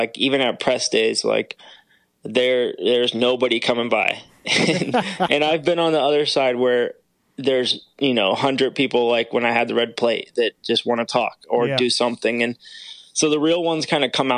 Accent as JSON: {"language": "English", "region": "California", "country": "United States", "tie": "born or raised there", "moved": "as an adult", "lives_now": "Florida, United States", "said": "Growing up in Cali"}